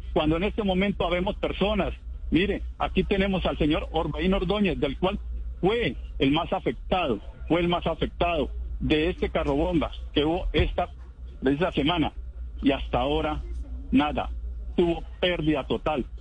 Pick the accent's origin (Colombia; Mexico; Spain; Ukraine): Colombia; Timba, Cauca; acá en mi población, puesto que soy nativo de aquí, de esta localidad